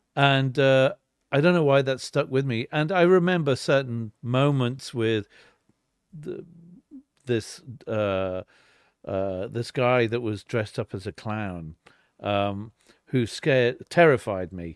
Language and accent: English; Weybridge, South East England, United Kingdom; born or raised there; moved away; also born or lived in Liverpool / London